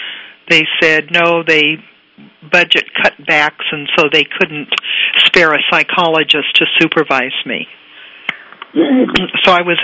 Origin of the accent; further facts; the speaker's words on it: Needles, California, United States; also born or lived in Long Beach, California; I grew up in Needles, California, 4,500 people. My dad was a railroad engineer who dropped grade school in the fourth grade. Hmm. My mother got a seventh grade education.